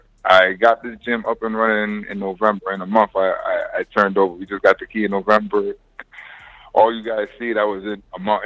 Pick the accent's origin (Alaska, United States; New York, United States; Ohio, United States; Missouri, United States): New York, United States; I was born in New York. My parents are from San Francisco and Macaulay, both of them.